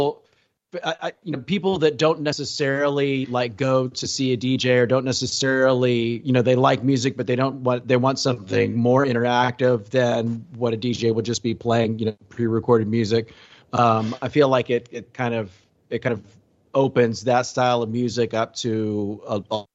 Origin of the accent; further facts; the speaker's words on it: Houston, Texas, United States; I grew up in Texas, in Houston area